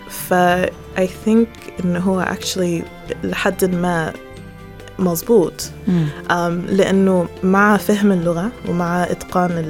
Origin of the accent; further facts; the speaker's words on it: Egypt; واحنا كمصريين